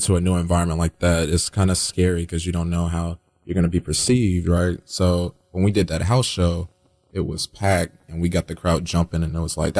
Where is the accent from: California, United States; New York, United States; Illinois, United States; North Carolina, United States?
North Carolina, United States; Greensboro; 336, Greensboro, North Carolina.